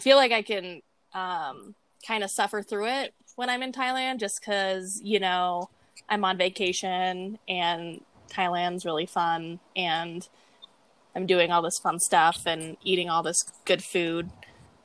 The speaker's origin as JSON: {"language": "English", "region": "Wyoming", "country": "United States", "said": "I'm not from here, okay? I'm from Wyoming."}